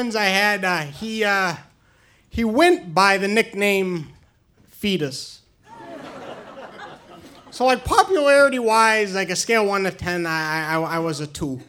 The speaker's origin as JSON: {"language": "English", "region": "New Hampshire", "country": "United States", "tie": "born or raised there", "said": "I grew up in New Hampshire, and during my high school years, I had a tough time fitting"}